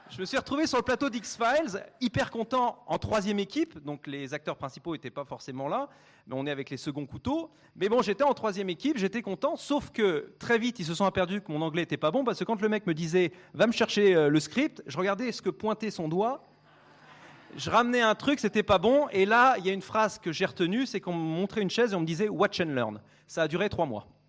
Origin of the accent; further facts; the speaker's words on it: France; je suis français